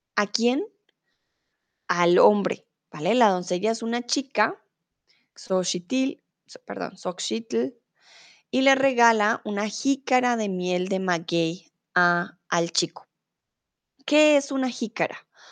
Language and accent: Spanish; Colombia; also born or lived in Mexico; now in Germany